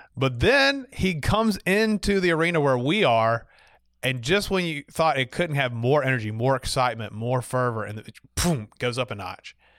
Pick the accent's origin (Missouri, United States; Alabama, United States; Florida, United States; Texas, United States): Alabama, United States; Montgomery; growing up in Montgomery, I only knew so much of the Catholic world